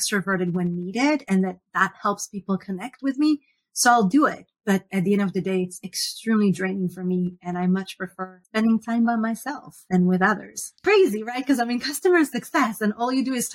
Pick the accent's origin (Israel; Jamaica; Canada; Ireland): Israel; moved away as an adult; now in Seattle, United States; I was born and raised in Israel